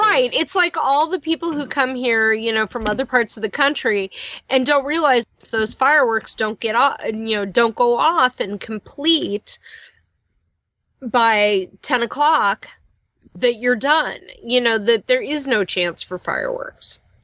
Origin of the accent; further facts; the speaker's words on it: Midwest, United States; as a Midwesterner